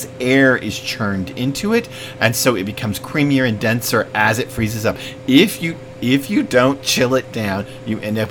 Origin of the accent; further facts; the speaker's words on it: the South, United States; I'm from the South